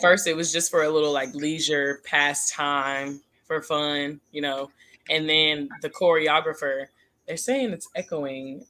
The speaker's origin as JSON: {"language": "English", "town": "Denton", "region": "Texas", "country": "United States", "said": "It's Denton, Texas"}